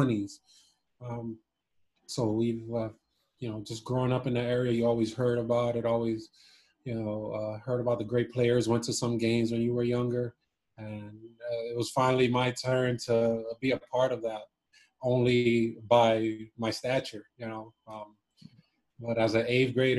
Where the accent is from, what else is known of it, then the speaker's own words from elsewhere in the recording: Miami, Florida, United States; also born or lived in Cuba; when we came over to Miami